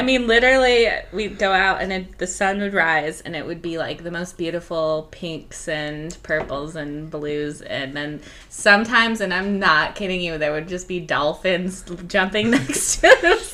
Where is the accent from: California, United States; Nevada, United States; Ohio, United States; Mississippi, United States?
California, United States; Northern; moved away as an adult; also born or lived in Orange County, California / Philadelphia, Pennsylvania; now in West Hollywood, United States; I'm from Northern California. I did my undergrad at UC Irvine.